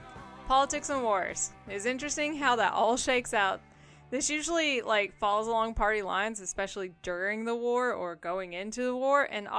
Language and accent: English; United States; being born in America.